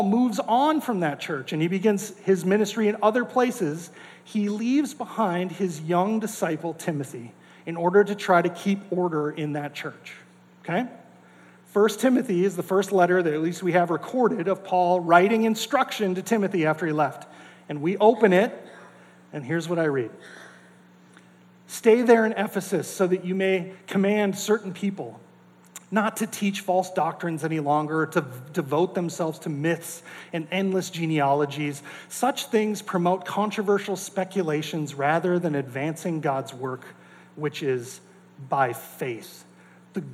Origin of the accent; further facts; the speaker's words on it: North Dakota, United States; I grew up in North Dakota